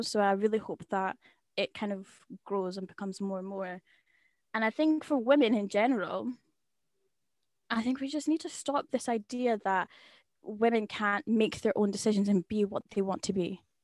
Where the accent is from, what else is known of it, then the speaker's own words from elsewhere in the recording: Scotland, United Kingdom; I'll say, "I'm from Scotland," or I'll say the area exactly where I live